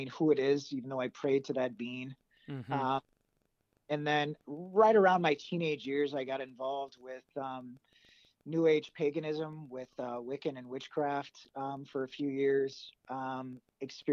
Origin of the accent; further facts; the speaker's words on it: California, United States; moved away as an adult; my home state, which is California.